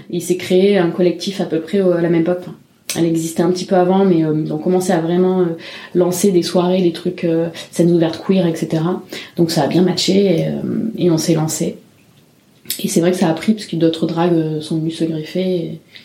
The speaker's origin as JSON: {"language": "French", "town": "Marseille", "region": "Provence-Alpes-Côte d'Azur", "country": "France", "moved": "as an adult", "lives_now": "Montpellier, France", "said": "Moi, je viens de Marseille"}